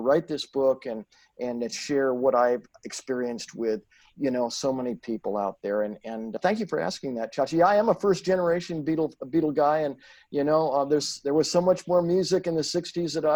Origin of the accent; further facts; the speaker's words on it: Santa Barbara, California, United States; the street that I grew up on in Santa Barbara